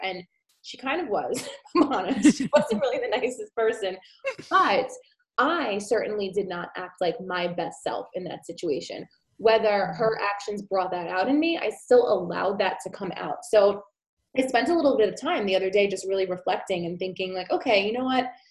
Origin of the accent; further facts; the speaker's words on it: New York City, New York, United States; I'm from New York City